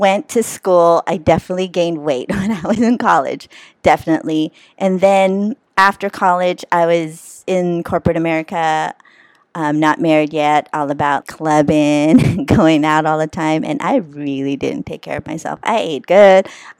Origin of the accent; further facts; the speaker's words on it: Philippines; I do look 59. I'm Filipino.